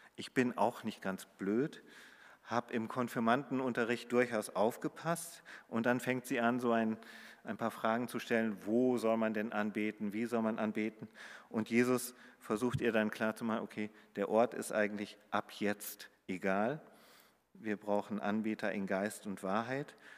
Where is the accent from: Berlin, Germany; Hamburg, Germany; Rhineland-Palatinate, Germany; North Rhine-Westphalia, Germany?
Hamburg, Germany; wo ich äh, aus Hamburg komme